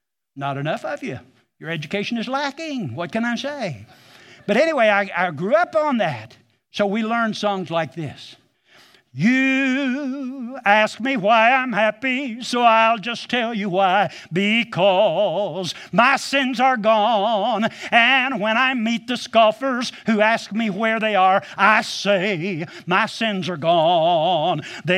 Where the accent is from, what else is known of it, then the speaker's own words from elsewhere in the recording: Missouri, United States; I grew up almost in Taney County, but I was still in Christian County, on Dry Holler Road that runs into Bull Creek, that runs into Lake Taneycomo. That's where I was raised.